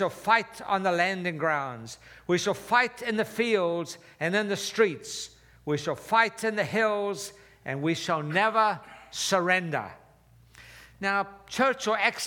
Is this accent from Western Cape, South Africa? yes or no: no; Durban, KwaZulu-Natal, South Africa; moved away; I was born and raised in South Africa